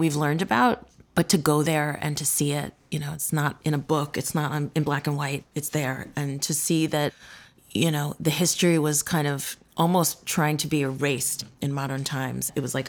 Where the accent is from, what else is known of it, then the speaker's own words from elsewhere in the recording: East Coast, United States; also born or lived in New York / Boston / Washington, D.C. / Philadelphia; So I was born in New York. And then I lived a little bit in Boston, and then I grew up in the D.C. area, and then Philadelphia, and then I moved to New York. So it's been, you know, East Coast-y.